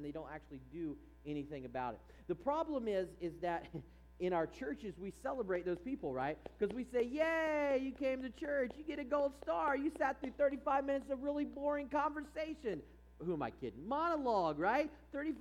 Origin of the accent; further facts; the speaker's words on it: East Coast, United States; now in California, United States; growing up on the East Coast